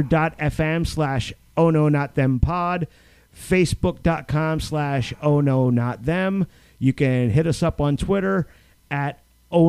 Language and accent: English; United States; as an American citizen